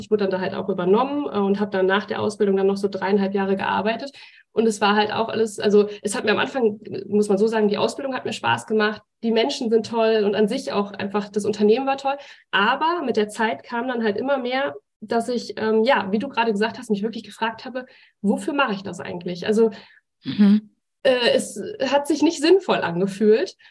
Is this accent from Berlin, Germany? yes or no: no; Bochum, North Rhine-Westphalia, Germany; Ich komme ja aus Bochum, wohne jetzt in einem Ort weiter